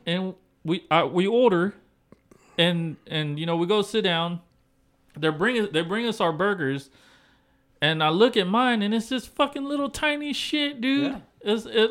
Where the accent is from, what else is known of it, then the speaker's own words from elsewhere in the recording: Texas, United States; I'm from Texas.